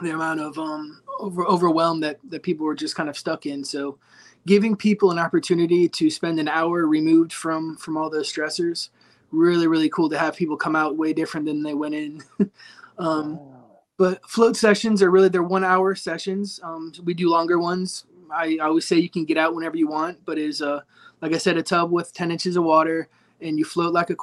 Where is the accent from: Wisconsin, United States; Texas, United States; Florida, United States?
Florida, United States; St. Petersburg; I'm from St. Pete, and I own a company called